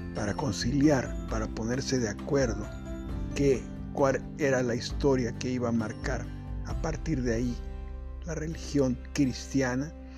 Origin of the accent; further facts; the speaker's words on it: Acapulco, Guerrero, Mexico; Soy originario de Acapulco